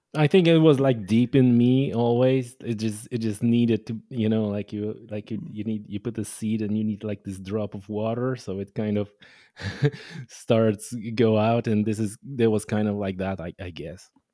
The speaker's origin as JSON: {"language": "English", "country": "Poland", "tie": "born or raised there", "second_language": "English", "moved": "as an adult", "lives_now": "Ireland", "said": "I was born in Poland, so I'm Polish. Uh, I only moved to Ireland, you know, number of years ago, fifteen, I guess, at this point. So, it was all in, in, in Poland"}